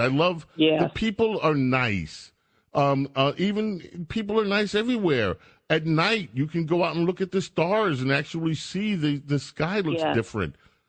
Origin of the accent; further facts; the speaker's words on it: New York City, New York, United States; I grew up in a civilization. I grew up in New York.